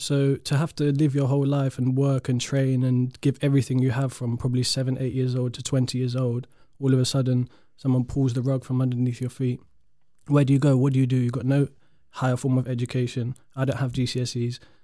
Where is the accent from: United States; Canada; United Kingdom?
United Kingdom; London; I'm from South London